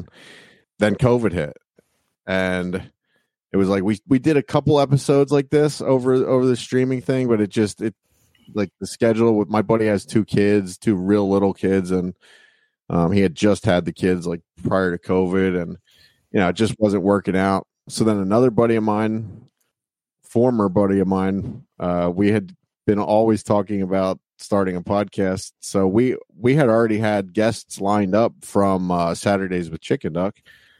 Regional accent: Berks County, Pennsylvania, United States; We're from the Berks County area in Pennsylvania.

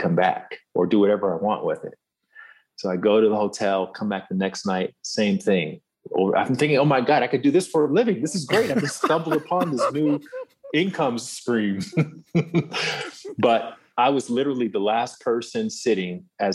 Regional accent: Alabama, United States; moved away as an adult; I'm this kid from Alabama

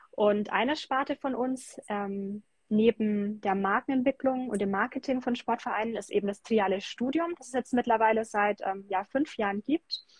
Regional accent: Bamberg, Bavaria, Germany; weil ich ähm, sehr Basketball verrückt bin

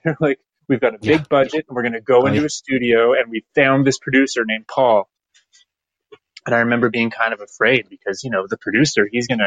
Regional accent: Aurora, Ontario, Canada; also born or lived in Toronto, Ontario; now in Orillia, Canada; I was born in Toronto, but then I spent all my formative years in Aurora, Ontario, which is a suburb.

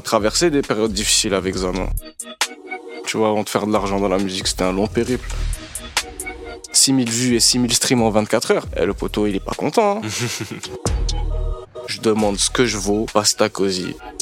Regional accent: Mauritania; moved away as an adult; now in France; j'ai grandi euh, en Mauritanie

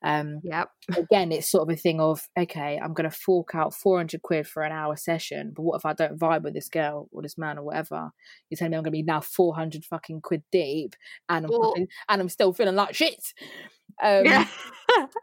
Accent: Berkshire, South East England, United Kingdom; also born or lived in Wokingham / Staines; I am from Berkshire. I live with my dad in Wokingham

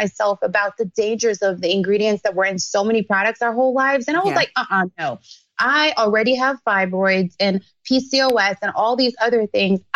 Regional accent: Jamaica; moved away; I grew up in Jamaica

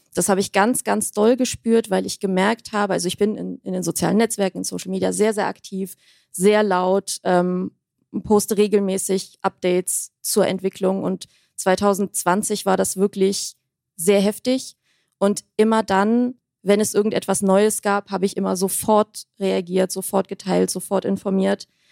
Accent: Armenia; meine Heimat, mein Volk, mein Land

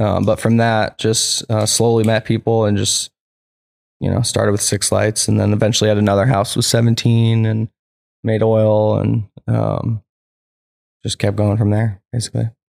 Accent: Petaluma, California, United States; also born or lived in New Hampshire / Santa Rosa / Humboldt; I grew up in Petaluma

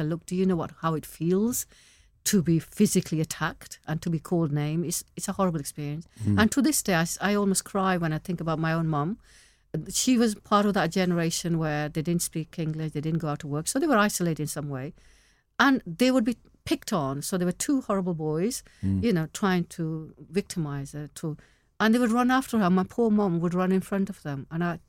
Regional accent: Pakistan; I'm originally from Pakistan

